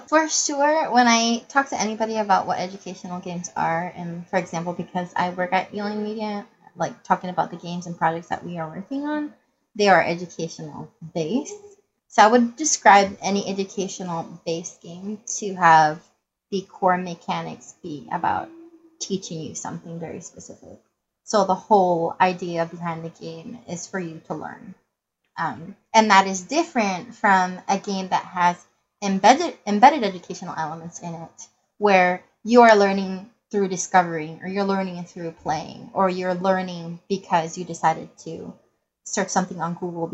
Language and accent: English; Puerto Rico; now in United States; I was born and raised in Puerto Rico